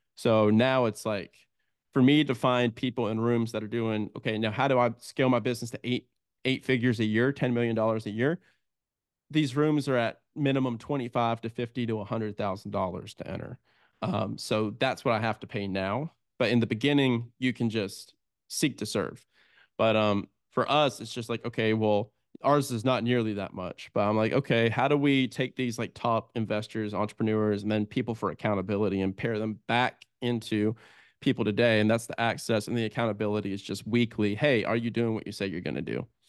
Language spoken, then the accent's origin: English; United States; also born or lived in Italy; as an American